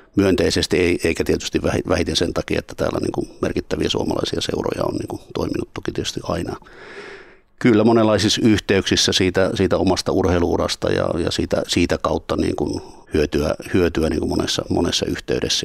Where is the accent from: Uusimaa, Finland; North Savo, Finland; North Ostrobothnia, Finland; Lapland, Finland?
North Savo, Finland; Pielavesi; moved away as an adult; now in Turku, Finland; Pielavedin kotikyläni niin Laukkalan